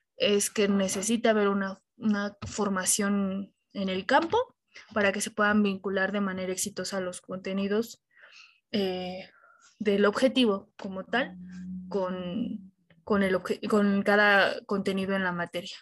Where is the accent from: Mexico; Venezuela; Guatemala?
Mexico; esa parte cultural que nos caracteriza como, como mexicanos